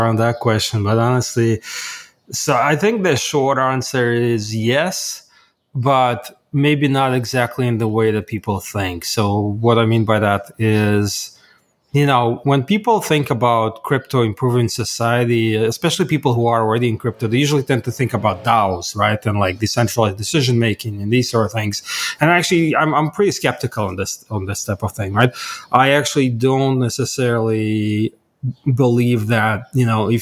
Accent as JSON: {"language": "English", "town": "Kharkiv", "region": "Kharkiv Oblast", "country": "Ukraine", "tie": "born or raised there", "moved": "yes", "said": "I was born in Kharkov, Ukraine."}